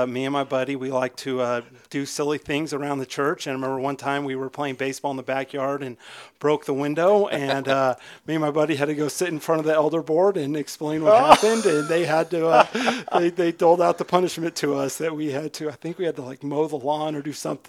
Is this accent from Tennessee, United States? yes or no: no; Alaska, United States; moved away; I was not raised here. I was raised up in Alaska, and the church I was raised in actually did have elders.